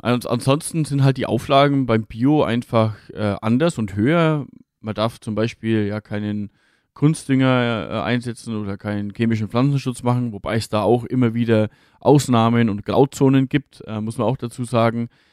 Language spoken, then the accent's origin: German; Franconia, Bavaria, Germany; bei uns in Franken